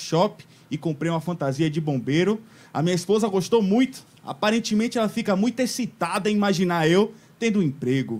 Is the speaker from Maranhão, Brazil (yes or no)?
no; Maceió, Alagoas, Brazil; also born or lived in Bahia; Eu sou de Maceió, eu moro em Maceió, mas eu sou baiano.